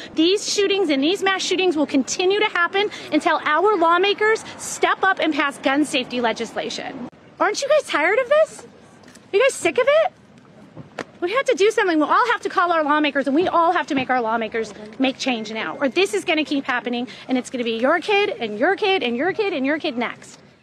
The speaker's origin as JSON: {"language": "English", "town": "Highland Park", "region": "Illinois", "country": "United States", "said": "I'm from Highland Park, Illinois"}